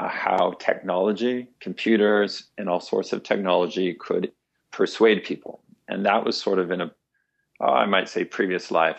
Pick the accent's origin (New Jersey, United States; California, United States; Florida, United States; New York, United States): California, United States; Fresno; I was growing up in Fresno, California